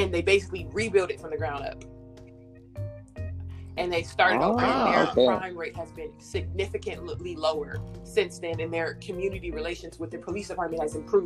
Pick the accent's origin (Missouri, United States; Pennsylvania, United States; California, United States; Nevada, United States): California, United States; Inglewood; also born or lived in Windsor Hills, Los Angeles; now in Atlanta, United States; I live in South Atlanta now. I grew up in Inglewood for the most part of my childhood